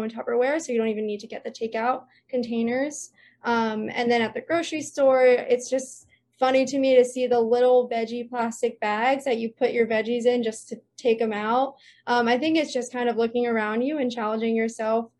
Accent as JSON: {"language": "English", "area": "Jersey Shore", "region": "New Jersey", "country": "United States", "tie": "born or raised there", "moved": "as an adult", "lives_now": "Hawaii, United States", "said": "I grew up on the Jersey Shore"}